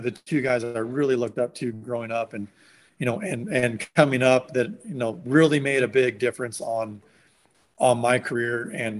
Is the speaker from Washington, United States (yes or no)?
yes; Washington, United States; moved away; also born or lived in California; when I was growing up in Washington